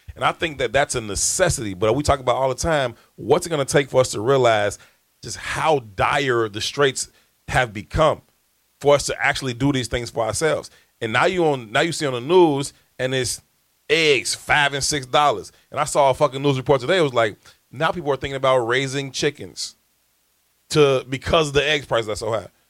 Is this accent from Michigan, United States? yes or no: no; Chicago, Illinois, United States; I'm from South Shore. I've been there my whole entire life